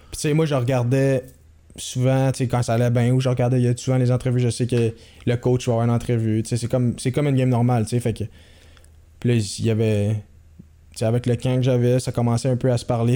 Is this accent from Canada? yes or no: yes; Quebec, Canada; je venais du Québec